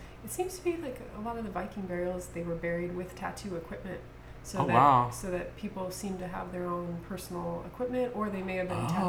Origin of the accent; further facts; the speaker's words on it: California, United States; also born or lived in Chicago, Illinois, United States; Well, I mostly grew up in California. I'm from an Irish family. My dad always had dreams of going to California.